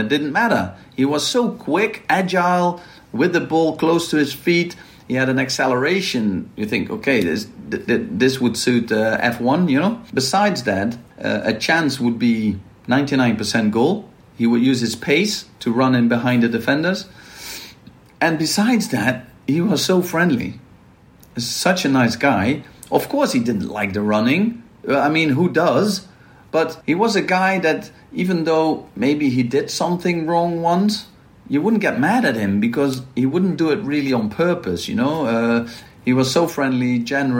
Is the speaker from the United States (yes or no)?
no; Maastricht, Limburg, Netherlands; moved away; I'm from Maastricht, and Maastricht is well known for carnival